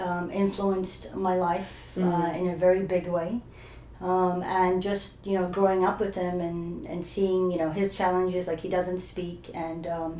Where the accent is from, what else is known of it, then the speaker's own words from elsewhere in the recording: Dubai, United Arab Emirates; also born or lived in Iran / New Zealand / Australia; now in Canada; So I was born in Iran, and I grew up in Dubai before it was, you know, the glamorous Dubai it is today.